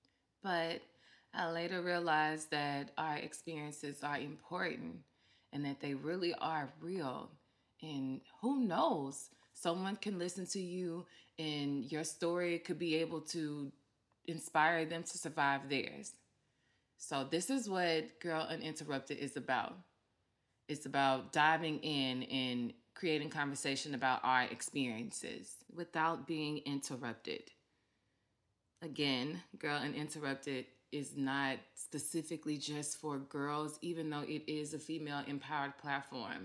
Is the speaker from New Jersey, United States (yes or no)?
no; Vicksburg, Mississippi, United States; now in Miami, United States; I live in Miami, Florida, but I'm from Vicksburg, Mississippi, as you can probably tell by my accent